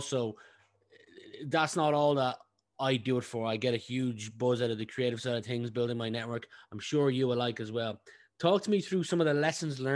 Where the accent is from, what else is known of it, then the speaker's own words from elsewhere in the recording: Meath, Leinster, Ireland; also born or lived in France; I grew up in Meath